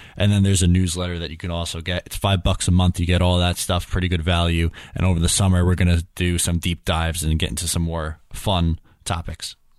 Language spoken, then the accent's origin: English; New York, United States; me and every other New Yorker